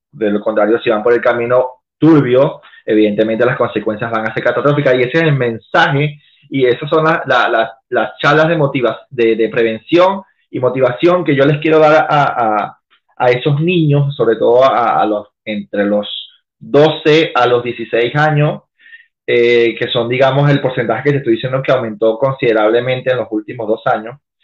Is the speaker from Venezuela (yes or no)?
yes; Venezuela; moved away as an adult; now in Chile; yo me vine de Venezuela sin la cédula venezolana